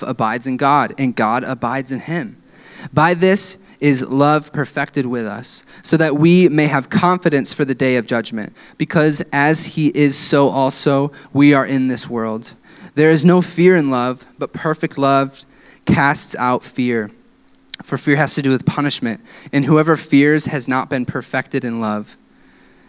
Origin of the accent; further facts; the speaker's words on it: West Michigan, United States; growing up in West Michigan